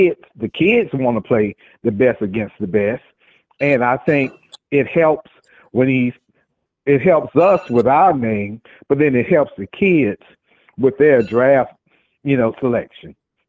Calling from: Jacksonville, Florida, United States

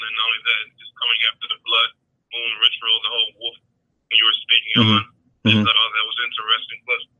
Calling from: Michigan, United States; I'm calling from Michigan.

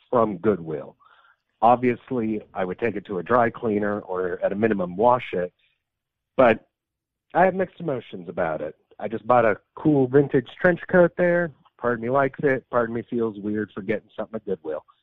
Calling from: West Virginia, United States; I'm calling from West Virginia.

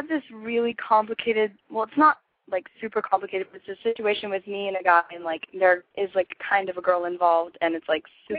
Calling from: Los Angeles, California, United States; from, 2 weeks ago, and I'm calling from Los Angeles.

